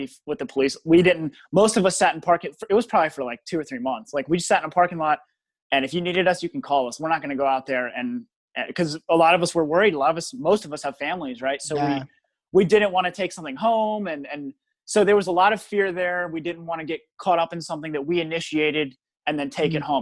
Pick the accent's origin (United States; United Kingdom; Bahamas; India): United States; Richmond, Virginia; I grew up in the West End of Richmond